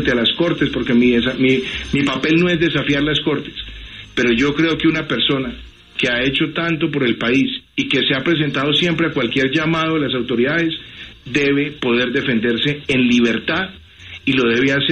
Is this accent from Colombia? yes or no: yes; Colombia; Duele como colombiano